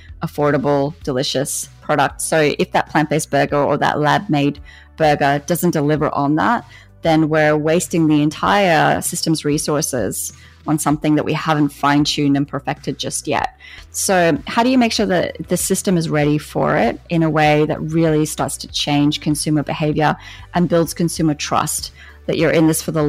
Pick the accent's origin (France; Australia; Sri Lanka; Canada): Australia; now in United States; We have this connection in Australia to our farmers